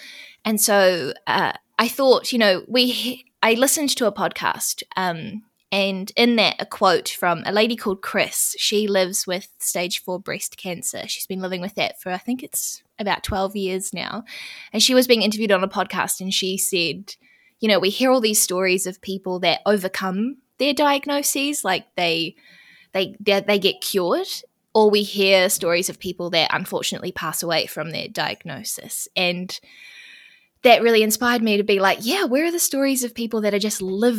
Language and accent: English; New Zealand; I'm from New Zealand, if you can't tell from my accent already.